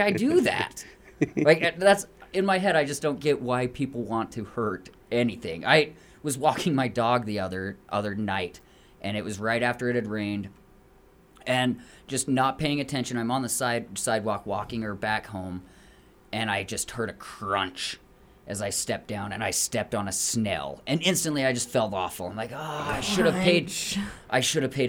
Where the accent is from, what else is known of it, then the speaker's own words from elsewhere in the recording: Morgan, Utah, United States; I grew up in Morgan, and so we have like box elder